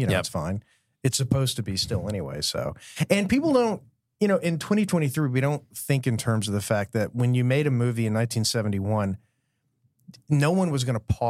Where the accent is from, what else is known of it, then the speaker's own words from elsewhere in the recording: Louisiana, United States; I'm from Louisiana